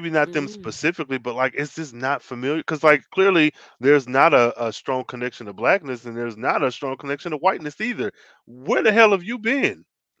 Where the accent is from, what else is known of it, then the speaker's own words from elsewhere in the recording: Ireland; have community, even as I'm an Irish person. Why would I not want to at least know about an Irish community?